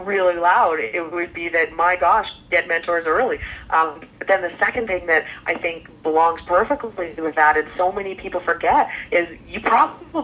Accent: Calgary, Alberta, Canada; I grew up in Calgary, Alberta, Canada

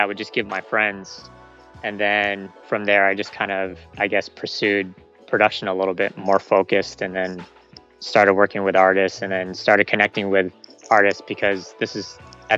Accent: San Diego, California, United States; born or raised there; also born or lived in Philippines

